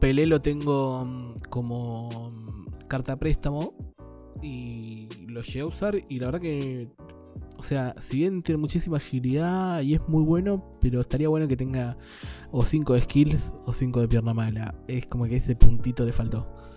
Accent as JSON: {"language": "Spanish", "country": "Argentina", "said": "uno como argentino"}